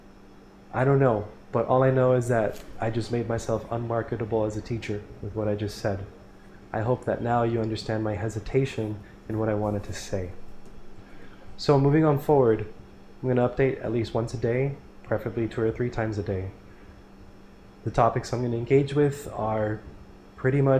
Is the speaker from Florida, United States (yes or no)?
yes; South Florida, United States; I'm from South Florida